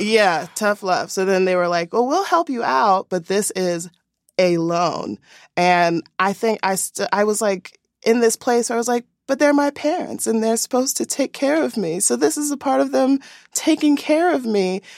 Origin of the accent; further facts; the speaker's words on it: Philadelphia, Pennsylvania, United States; moved away; I am originally from Philadelphia